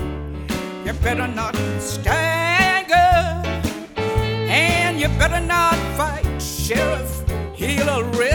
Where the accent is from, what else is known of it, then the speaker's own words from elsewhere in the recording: West Coast, United States; I grew up on the West Coast